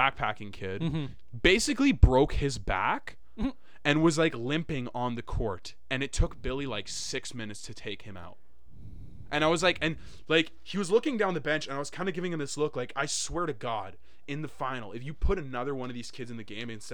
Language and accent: English; Winnipeg, Manitoba, Canada; I was from Winnipeg